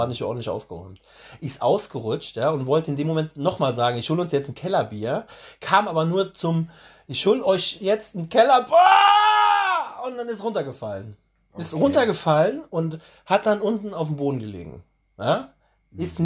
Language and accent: German; Germany; bei uns in Deutschland